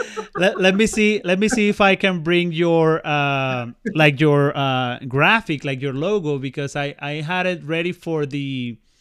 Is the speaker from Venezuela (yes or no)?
yes; Venezuela; now in Canada; Christmas in my home country in Venezuela